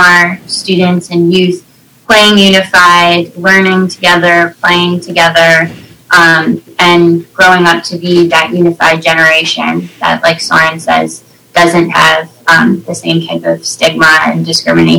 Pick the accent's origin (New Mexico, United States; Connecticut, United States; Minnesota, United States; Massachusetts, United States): Connecticut, United States; my local program in Connecticut, where I'm from